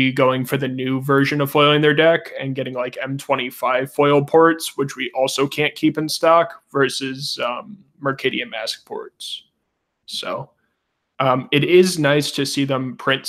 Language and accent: English; Missouri, United States; accent: Missouri; my Missouri accent